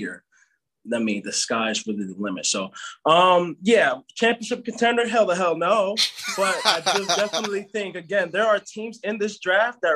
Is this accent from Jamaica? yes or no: yes; Jamaica; I'm Jamaican.